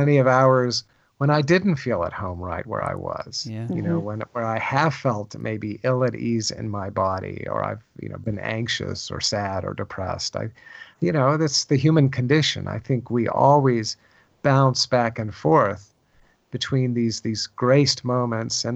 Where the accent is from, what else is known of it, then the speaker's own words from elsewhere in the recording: Virginia, United States; I grew up in Virginia